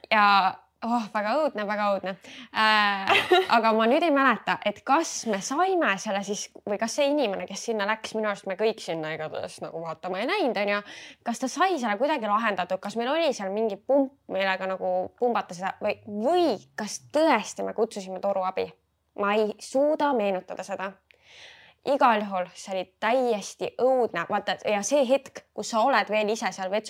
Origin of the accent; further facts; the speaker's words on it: Estonia; ma olen klassikaline eestlane